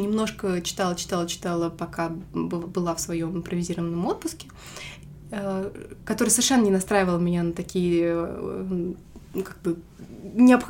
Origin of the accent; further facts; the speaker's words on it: Russia; как настоящий русский человек